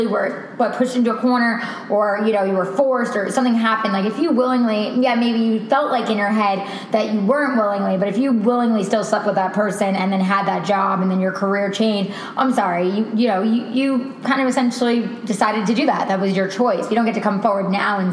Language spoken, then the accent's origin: English; New York, United States; I'm from New York and I went to school, you know, like an hour from the city